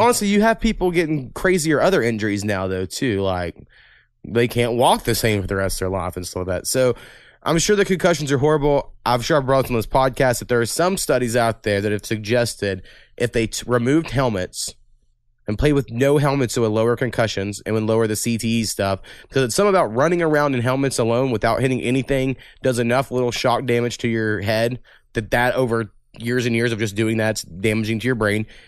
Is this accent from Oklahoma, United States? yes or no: yes; Waurika, Oklahoma, United States; also born or lived in Ada, Oklahoma; in my hometown